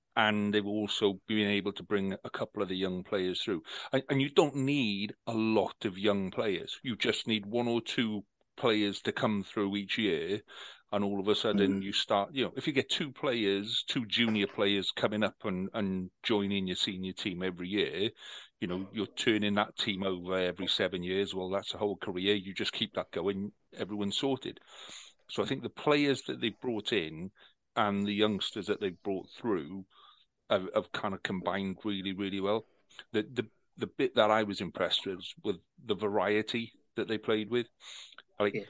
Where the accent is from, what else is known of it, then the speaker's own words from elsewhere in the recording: Wales, United Kingdom; We're Welsh. Yes, we're Welsh. We make beer